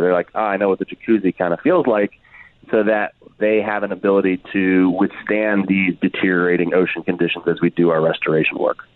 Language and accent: English; Washington, District of Columbia, United States; I'm from Washington D.C.